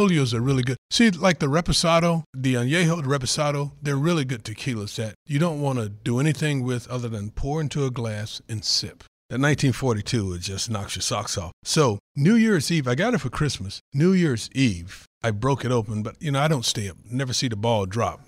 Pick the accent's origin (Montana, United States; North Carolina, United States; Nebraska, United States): North Carolina, United States; moved away; a kid growing up in North Carolina, like I said, everything on the pig we ate